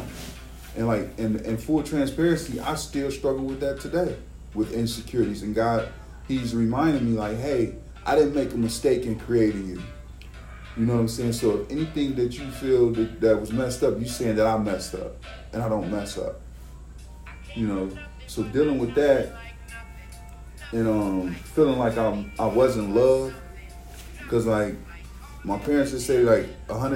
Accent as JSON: {"language": "English", "town": "Cincinnati", "region": "Ohio", "country": "United States", "tie": "born or raised there", "said": "I grew up in Wind Terrace, you know, it's one of the hoods around in Cincinnati, and I grew up in Lincoln Heights and a few other hoods"}